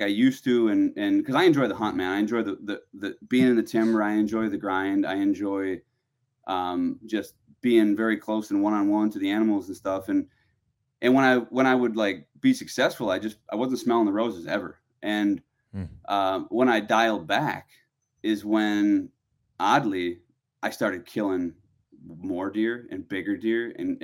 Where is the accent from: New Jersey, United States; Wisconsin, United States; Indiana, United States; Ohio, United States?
Wisconsin, United States; growing up in Wisconsin